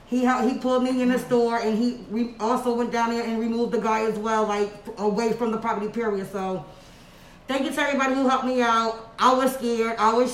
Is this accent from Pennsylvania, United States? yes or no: no; Orange, New Jersey, United States; born or raised there